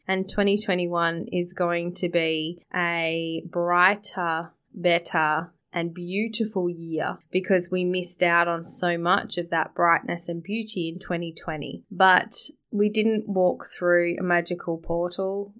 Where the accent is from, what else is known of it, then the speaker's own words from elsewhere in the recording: Australia; Growing up in Australia